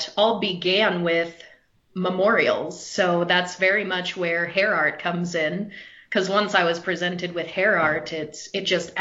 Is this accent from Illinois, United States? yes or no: no; South Dakota, United States; I grew up in South Dakota